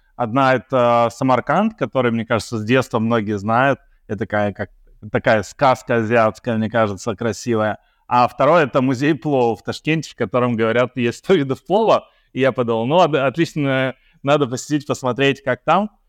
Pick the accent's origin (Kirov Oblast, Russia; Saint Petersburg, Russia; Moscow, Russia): Saint Petersburg, Russia; moved away as an adult; now in Belgrade, Serbia; мы из Петербурга а, с женой